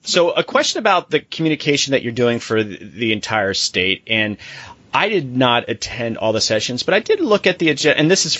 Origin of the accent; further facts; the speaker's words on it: United States; as an American